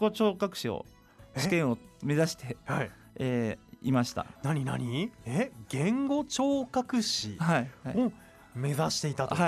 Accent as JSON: {"language": "Japanese", "town": "Kitakyushu", "region": "Fukuoka", "country": "Japan", "tie": "born or raised there", "also_born_or_lived": "Hiroshima", "moved": "as an adult", "lives_now": "Utsunomiya, Japan", "said": "福岡県の北九州市になります"}